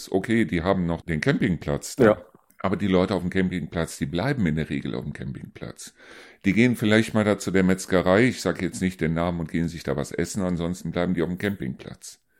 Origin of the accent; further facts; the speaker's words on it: North Rhine-Westphalia, Germany; ich komme ja selber aus dem Rheinland, solche Städtchen wie Miel zum Beispiel.